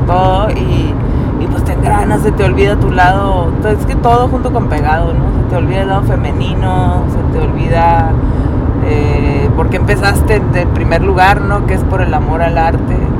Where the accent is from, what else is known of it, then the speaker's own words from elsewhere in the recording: Mexicali, Baja California, Mexico; also born or lived in Tijuana; soy de Mexicali, ...nací en DF